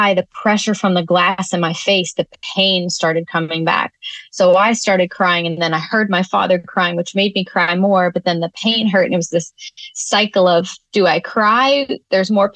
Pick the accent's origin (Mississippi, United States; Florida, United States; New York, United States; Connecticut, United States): Connecticut, United States; Northern; our community church growing up in Northern Connecticut